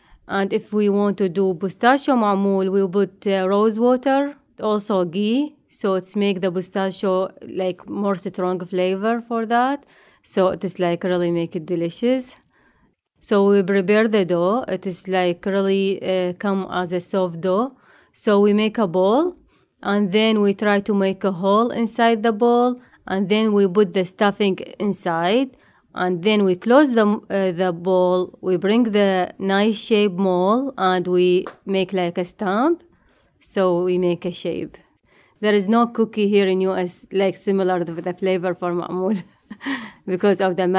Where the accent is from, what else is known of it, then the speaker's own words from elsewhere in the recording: Iraq; moved away; I came from Iraq.